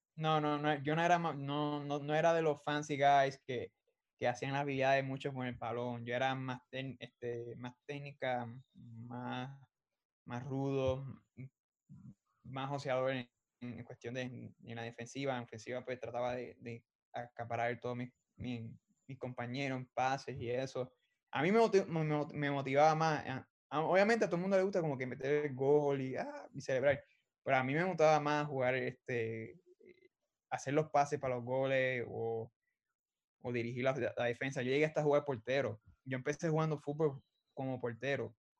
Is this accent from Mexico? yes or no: no; Arecibo, Puerto Rico; moved away as an adult; also born or lived in San Juan, Puerto Rico; now in Arizona, United States; Pues yo soy de Arecibo, Puerto Rico. Eh, yo nací en San Juan, pero nos criamos, yo toda mi, toda mi vida me crié en Arecibo, solo que soy arecibeño puro